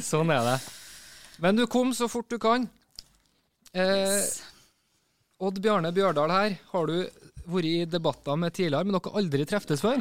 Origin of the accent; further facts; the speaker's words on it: Trøndelag, Norway; Som trønder